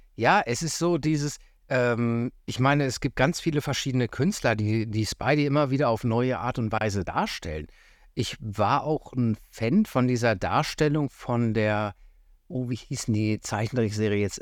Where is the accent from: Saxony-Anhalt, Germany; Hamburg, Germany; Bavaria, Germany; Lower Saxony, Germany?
Lower Saxony, Germany; Göttingen; moved away; ich komme ursprünglich aus Göttingen